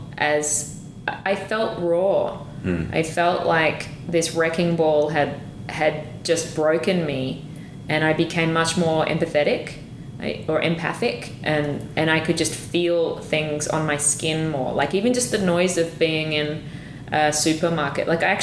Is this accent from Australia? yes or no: yes; Australia; as an Australian, it would say bar.